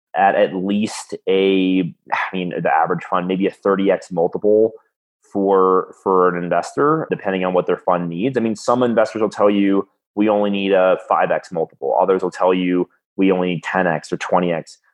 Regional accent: South Florida, United States; now in Colorado, United States; I'm from South Florida

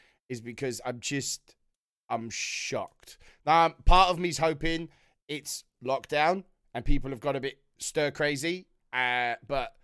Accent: Wales, United Kingdom; as a Welshman

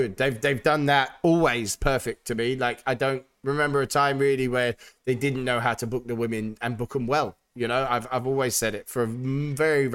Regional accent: United Kingdom; as a Brit

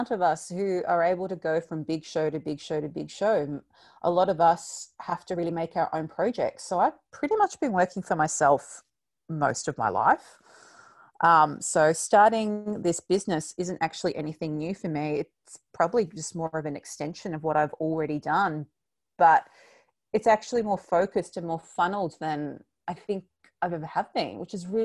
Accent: Victoria, Australia; I know your listeners are all round, but we're from Victoria, and the fact that we can actually go outside now for two hours is uh, a reason to get out of the bed.

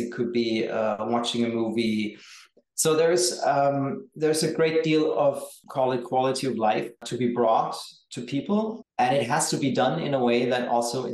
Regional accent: Berlin, Germany; in my hometown, which is Berlin

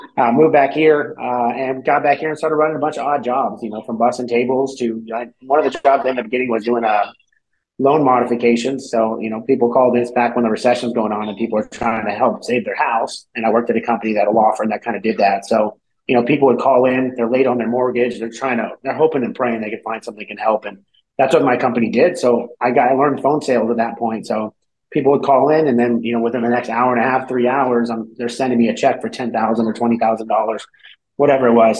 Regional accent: California, United States; moved away as an adult; also born or lived in Cleveland, Ohio; I'm from California originally. I moved out to Ohio

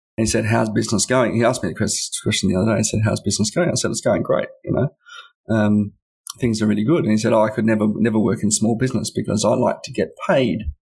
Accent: Canberra, Australian Capital Territory, Australia; I've historically worked to companies and businesses in my hometown

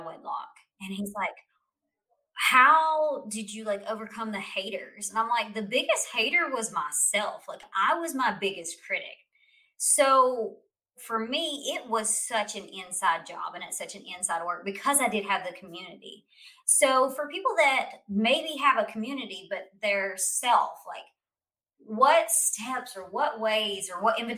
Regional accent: United States; as an American

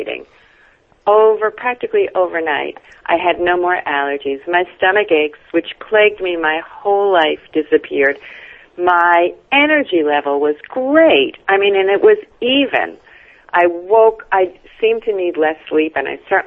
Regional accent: New York City, New York, United States; also born or lived in Brooklyn / Long Island; I'm a New Yorker. You know, I was born in Brooklyn. I lived in New York my whole life, except for a bit on Long Island

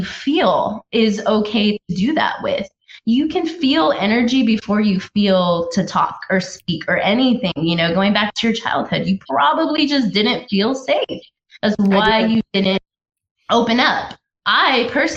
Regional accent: United States; also born or lived in Washington, D.C.; being an American

